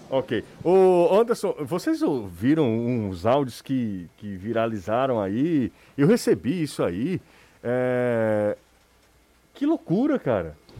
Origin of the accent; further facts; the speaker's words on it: Aracati, Ceará, Brazil; eu vim de Aracati